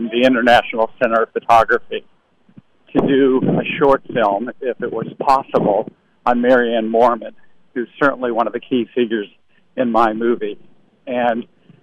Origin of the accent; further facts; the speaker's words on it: Boston, Massachusetts, United States; I grew up in the Boston area